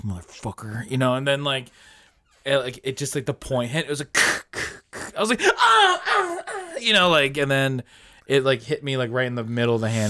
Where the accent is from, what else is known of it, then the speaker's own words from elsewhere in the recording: United States; we're American